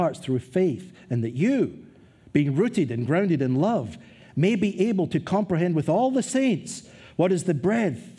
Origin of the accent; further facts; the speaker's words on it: Scotland, United Kingdom; moved away; as a young man growing up in Scotland